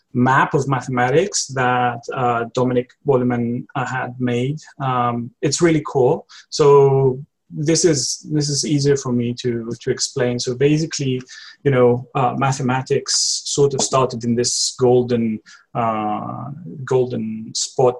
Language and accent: English; Greece; moved away as an adult; now in London, United Kingdom; I'm from Greece originally. I've been living in London for the last 5 years now.